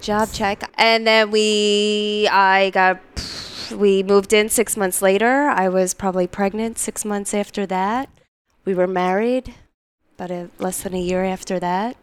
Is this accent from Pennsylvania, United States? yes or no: yes; Philadelphia, Pennsylvania, United States; moved away as an adult; also born or lived in New York; I'm originally from Philadelphia, from Northeast Philadelphia